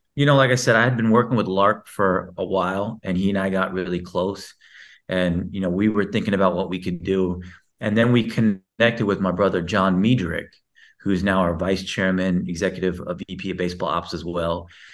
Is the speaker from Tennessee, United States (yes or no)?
no; Houston, Texas, United States; I was born in Texas